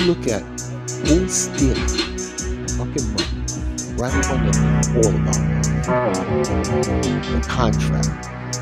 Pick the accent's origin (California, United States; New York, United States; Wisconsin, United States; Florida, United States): New York, United States; New York City; I grew up in Coney Island